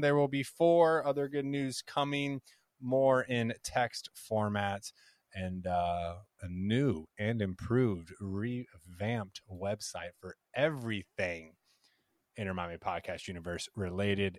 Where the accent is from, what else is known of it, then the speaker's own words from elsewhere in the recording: United States; I'm, I'm American, you know, I, I love America.